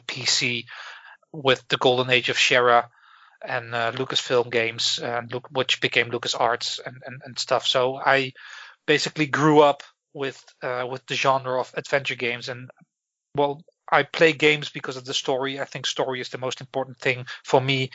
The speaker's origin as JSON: {"language": "English", "town": "Breda", "region": "North Brabant", "country": "Netherlands", "tie": "born or raised there", "also_born_or_lived": "Belfast, United Kingdom", "moved": "as an adult", "lives_now": "Galway, Ireland", "said": "I am originally from the Netherlands, where I lived in most of my life in a beautiful city called Breda"}